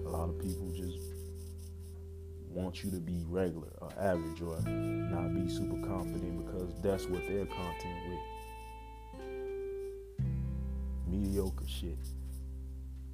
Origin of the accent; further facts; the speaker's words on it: Chicago, Illinois, United States; as a Chicagoan